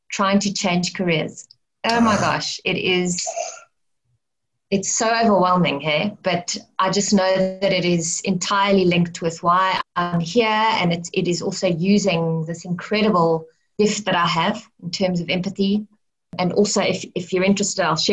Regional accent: Cape Town, Western Cape, South Africa; also born or lived in Johannesburg / Stellenbosch / Grahamstown; I grew up in Cape Town City. I mean, I was born in Mooly Point. But then I lived in Johannesburg from like the age of 4 to I think about 10. And then I came back to Cape Town and I grew up in Greenpoint on the Atlantic seaboard.

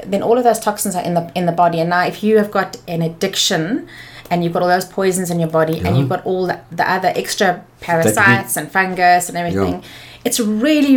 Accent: Johannesburg, Gauteng, South Africa; also born or lived in Pretoria; I'm from Joburg.

